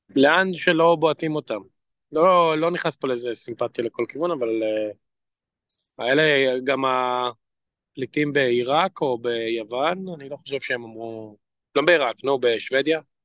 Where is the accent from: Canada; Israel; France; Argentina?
Israel; moved away; אני פרסמתי רק איך לדבר לישראלי בתור ישראלי